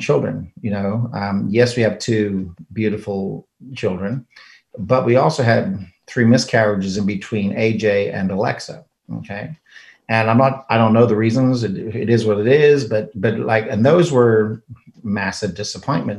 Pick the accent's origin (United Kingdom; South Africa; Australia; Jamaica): South Africa; moved away; I'm an immigrant from South Africa